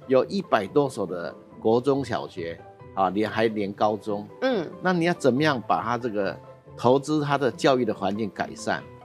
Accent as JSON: {"language": "Chinese", "town": "Emei", "region": "Hsinchu County", "country": "Taiwan", "tie": "born or raised there", "said": "我的家乡是新竹县峨眉乡"}